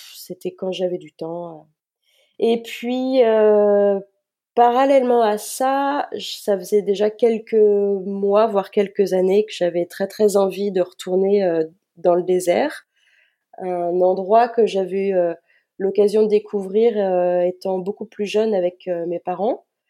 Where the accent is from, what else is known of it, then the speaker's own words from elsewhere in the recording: Nantes, Pays de la Loire, France; Je suis nantaise, euh, je vis toujours dans la région nantaise. J'ai eu l'occasion de vadrouiller euh, à certaines périodes de ma vie, mais je suis revenue euh, dans ma région natale